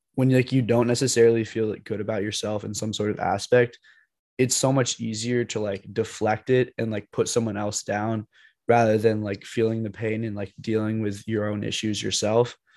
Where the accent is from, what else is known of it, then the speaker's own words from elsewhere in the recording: United States; I'm from the United States